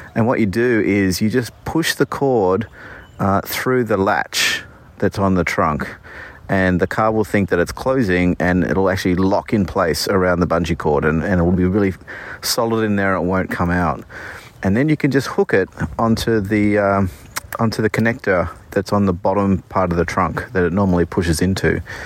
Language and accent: English; Australia; moved away as an adult; now in Bay Area, United States; we're from Australia, and, uh, we moved here two years ago